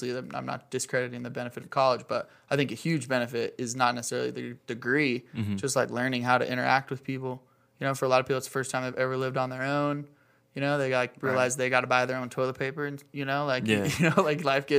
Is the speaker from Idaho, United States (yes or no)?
yes; Rigby, Idaho, United States; moved away as an adult; also born or lived in Bay Area, California; So I'm from Rigby. Grew up in Rigby, went to Rigby High School, graduated in 2009, and then moved out of Rigby. I moved to California just shortly after I graduated high school